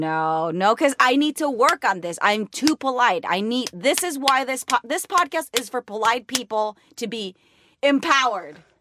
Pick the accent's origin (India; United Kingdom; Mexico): Mexico; first language Spanish; English is a second language; moved away as an adult; now in United States